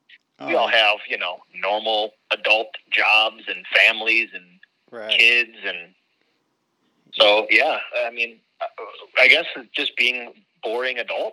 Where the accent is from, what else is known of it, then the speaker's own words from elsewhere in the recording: Buffalo, New York, United States; moved away as an adult; now in Las Vegas, United States; I've become a tropical person. I grew up in Buffalo, New York, so it was could handle negative cold.